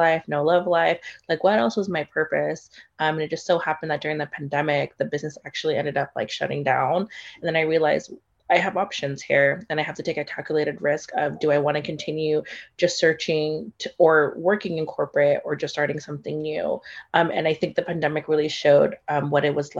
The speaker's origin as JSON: {"language": "English", "country": "Philippines", "said": "I am Filipino"}